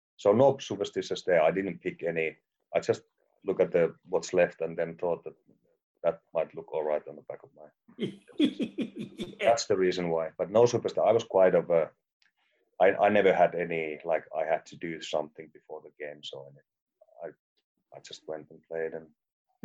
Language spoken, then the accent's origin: English; Finland